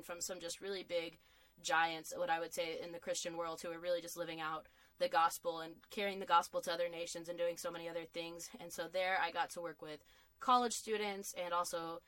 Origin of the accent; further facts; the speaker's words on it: Lubbock, Texas, United States; I grew up in Lubbock, Texas